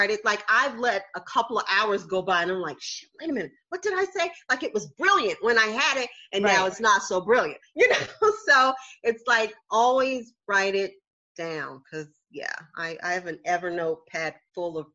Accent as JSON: {"language": "English", "region": "South Carolina", "country": "United States", "moved": "yes", "said": "I'm from the South. I'm from South Carolina originally."}